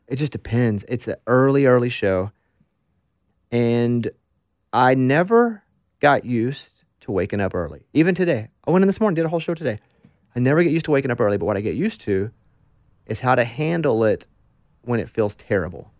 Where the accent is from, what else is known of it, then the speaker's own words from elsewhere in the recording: Arkansas, United States; I'm from Arkansas